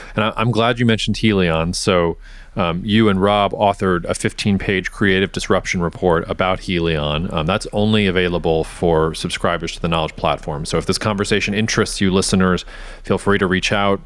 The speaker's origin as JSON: {"language": "English", "region": "Georgia", "country": "United States", "tie": "born or raised there", "said": "my home state of Georgia"}